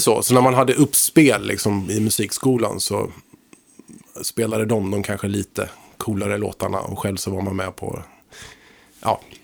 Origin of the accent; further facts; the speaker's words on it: Högsby, Kalmar County, Sweden; moved away; jag kommer ifrån Småland från början, en liten by där